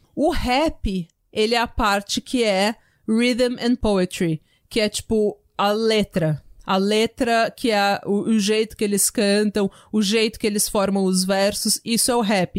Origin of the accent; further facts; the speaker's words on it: São Paulo, Brazil; accent: paulistana / São Paulo accent; also born or lived in Vila São José; Eu e a Renata sou igual duas paulistanas